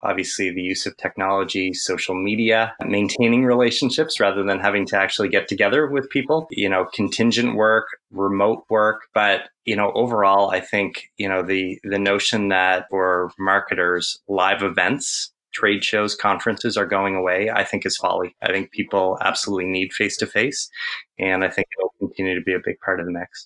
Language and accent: English; Ontario, Canada; also born or lived in Ottawa, Canada; I'm I'm Canadian. I live in a little village that has actually been kind of subsumed by the capital of Canada, Ottawa